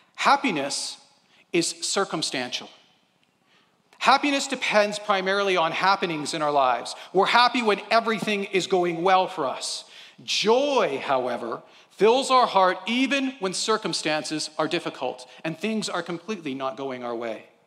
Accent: Canada; we're Canadian

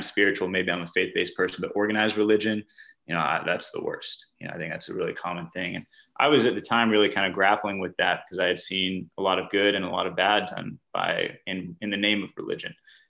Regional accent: the American South, United States; which I was from the American South, but a lot of folks on this program were students from other parts of the world

